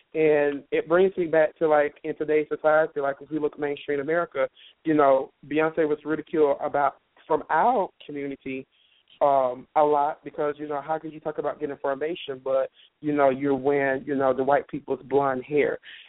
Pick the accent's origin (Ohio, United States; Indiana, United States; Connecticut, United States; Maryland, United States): Indiana, United States; Indianapolis; actually, and I'm from Indianapolis, Indiana.